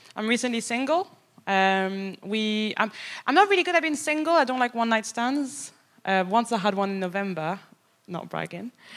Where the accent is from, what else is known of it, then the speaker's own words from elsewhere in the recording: Paris, Île-de-France, France; moved away as an adult; also born or lived in Birmingham; now in England; I'm from Paris